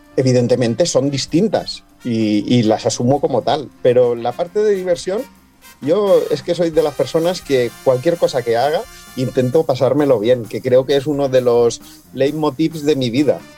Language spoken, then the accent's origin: Spanish; Valencian Community, Spain; moved away as an adult; now in Gran Canaria, Spain; soy de un pueblo muy pequeño en la provincia de Alicante, en el interior de Alicante, nací y me crié allí